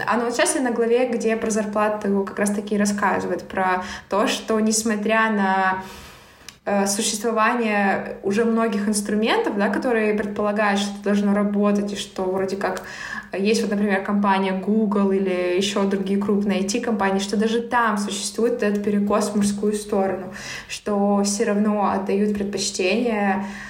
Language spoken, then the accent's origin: Russian; Barnaul, Altai Krai, Russia; moved away as an adult; also born or lived in Irkutsk; мой родной город Барнаул